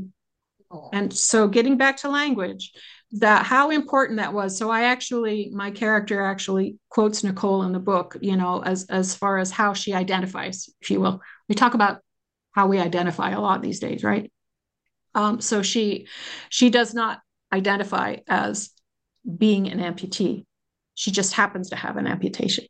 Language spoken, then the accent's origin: English; United States; I do as an American.